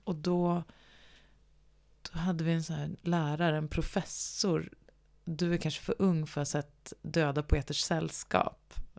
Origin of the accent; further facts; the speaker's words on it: Gävle, Gävleborg County, Sweden; moved away; also born or lived in Stockholm; läste nationalekonomi i, på högskolan i Gävle där jag kommer ifrån